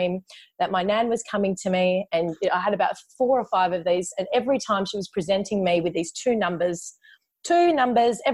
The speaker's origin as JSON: {"language": "English", "town": "Perth", "region": "Western Australia", "country": "Australia", "also_born_or_lived": "China", "said": "I'm from Perth in Western Australia"}